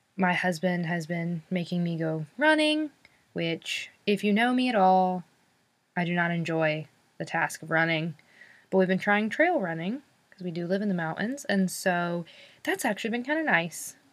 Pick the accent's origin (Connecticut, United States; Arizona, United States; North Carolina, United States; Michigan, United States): North Carolina, United States; I'm from North Carolina